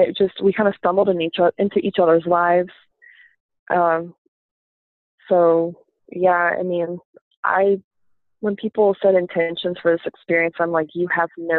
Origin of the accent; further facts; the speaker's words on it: the Bible Belt, United States; I grew up in the Bible Belt and it's mostly Baptist here